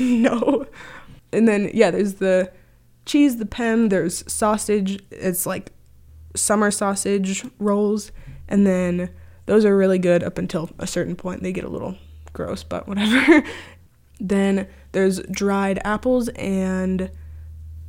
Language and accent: English; Grand Marais, Minnesota, United States; I'm from Grand Marais, Minnesota. Grew up here, born and raised